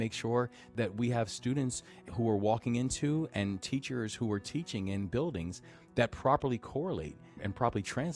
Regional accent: Baltimore, Maryland, United States; also born or lived in Takoma Park, Maryland; my hometown of Baltimore

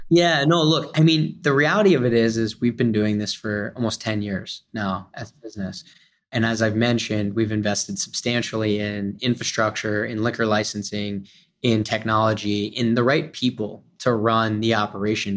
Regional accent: Philadelphia, Pennsylvania, United States; I'm from Philadelphia

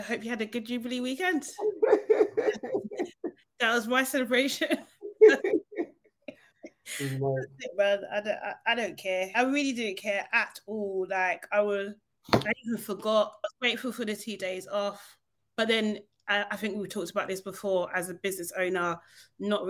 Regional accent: London, United Kingdom; I was born here. I'm a Londoner.

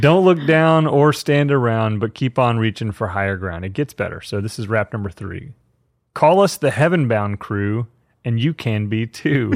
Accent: Fort Worth, Texas, United States; I grew up in Fort Worth, Texas.

